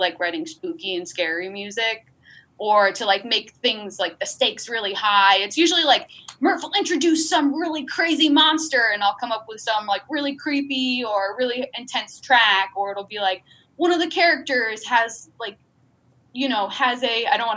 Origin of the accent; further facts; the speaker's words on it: outside of Albany, New York, United States; I grew up outside of Albany, New York.